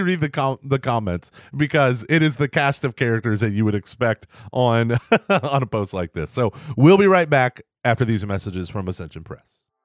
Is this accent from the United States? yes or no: yes; Texas, United States; I'm a Texan